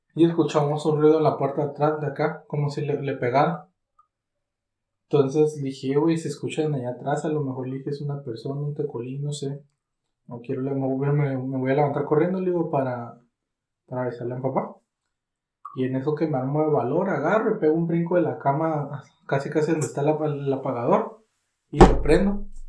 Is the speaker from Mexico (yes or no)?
yes; Catemaco, Veracruz, Mexico; mi pueblo